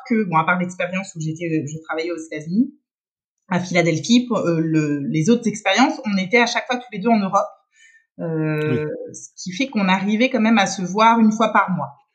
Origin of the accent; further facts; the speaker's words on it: Paris region, Île-de-France, France; first language French; moved away as an adult; also born or lived in Strasbourg / Lille / Rome / Geneva; now in Switzerland; moi je suis française donc à la base, j'ai été grandi en région parisienne